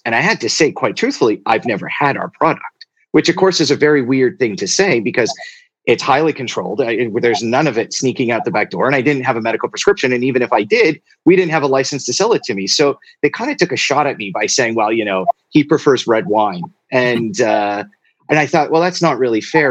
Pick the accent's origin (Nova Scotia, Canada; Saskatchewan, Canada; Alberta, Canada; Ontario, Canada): Alberta, Canada; Two Hills; I, I, spent most of my childhood in a small town called Two Hills, Alberta